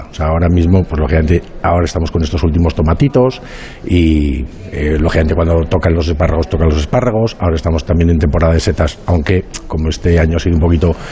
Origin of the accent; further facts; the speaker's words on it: Casalarreina, La Rioja, Spain; en mi pueblo Casa la Reina también hay un monasterio